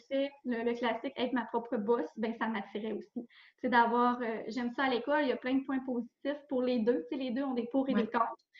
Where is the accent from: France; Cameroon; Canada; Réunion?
Canada; Roberval, Quebec; je suis revenue tout de suite dans ma région. Parce que dans le fond, je venais de Roberval, puis je voulais vraiment revenir pratiquer dans ma région.